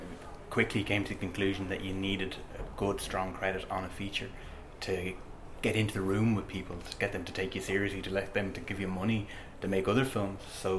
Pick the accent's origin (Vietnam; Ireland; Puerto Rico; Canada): Ireland; Dublin, Leinster; Dublin, born and bred, Dublin.